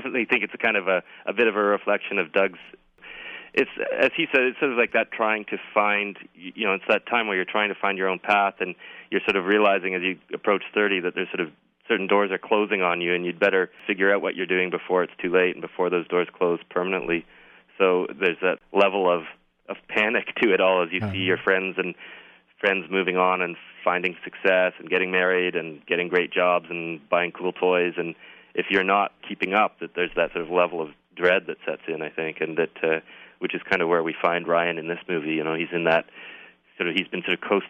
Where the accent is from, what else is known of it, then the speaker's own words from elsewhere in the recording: Toronto, Ontario, Canada; I'm from Toronto